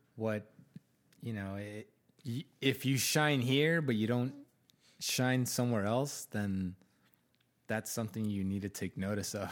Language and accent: English; Arizona, United States; I grew up in Arizona. I love Arizona. Like, ninety percent of my family is here